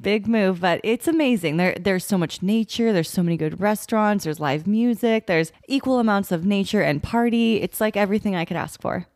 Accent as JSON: {"language": "English", "town": "Sacramento", "region": "California", "country": "United States", "tie": "born or raised there", "said": "we grew up around Sacramento where it also got really hot in the summer"}